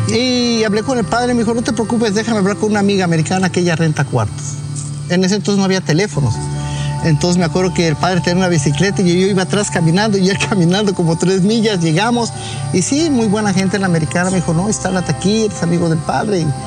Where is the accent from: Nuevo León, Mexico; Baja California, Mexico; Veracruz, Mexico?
Nuevo León, Mexico; Monterrey; moved away as an adult; also born or lived in Mexico City; now in United States; Yo soy nacido en Monterrey, Nuevo León y viví en México, Distrito Federal.